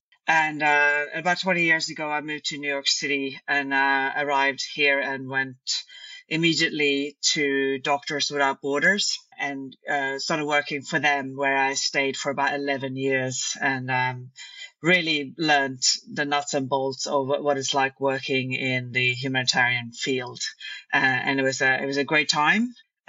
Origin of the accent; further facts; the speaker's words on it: Stockholm, Stockholm County, Sweden; English is a second language; also born or lived in London; I'm originally from Stockholm, Sweden, and I studied international relations and history at university